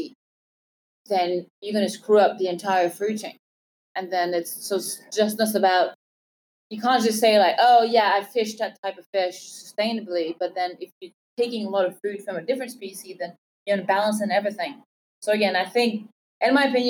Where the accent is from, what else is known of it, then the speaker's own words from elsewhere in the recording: Montreal, Quebec, Canada; moved away as an adult; also born or lived in London; I'm from Montreal, Canada